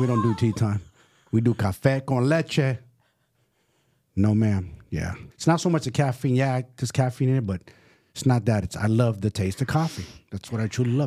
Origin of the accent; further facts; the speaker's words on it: San Francisco, California, United States; also born or lived in Salinas / San Jose; I'm from San Francisco